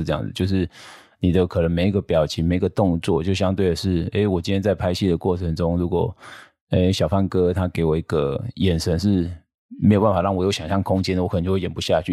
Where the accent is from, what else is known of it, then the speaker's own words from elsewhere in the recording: Taiwan; 我们台湾